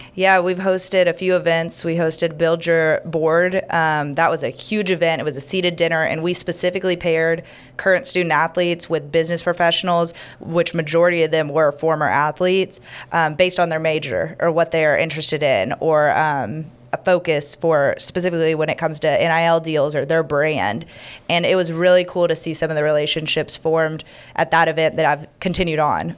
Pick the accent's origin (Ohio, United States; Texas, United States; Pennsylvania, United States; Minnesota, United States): Texas, United States; Houston; also born or lived in Dallas, Texas / Omaha, Nebraska; now in Louisiana, United States; I'm originally from Houston, Texas.